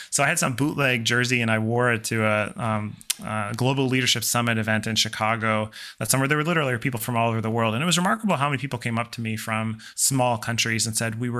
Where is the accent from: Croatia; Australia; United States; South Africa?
Croatia; that is not really that questionable for um, the experience of growing up in Croatia because there's no coddling kind